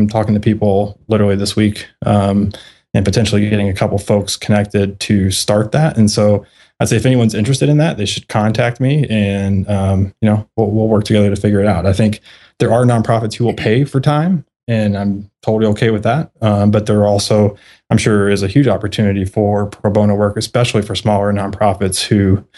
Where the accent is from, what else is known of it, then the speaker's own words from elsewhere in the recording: Kentucky, United States; I'm from Kentucky.